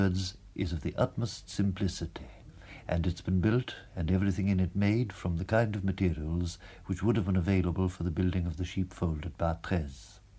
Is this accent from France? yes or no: yes; Bourgogne-Franche-Comté, France; born there; Besides, I was born near Luxeuil, where there is a great devotion to St. Columban